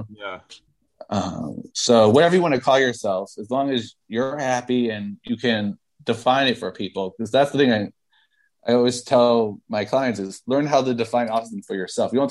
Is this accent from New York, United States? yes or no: yes; New York City, New York, United States; And, and I'm from New York City. Like you think you're strange? Like you should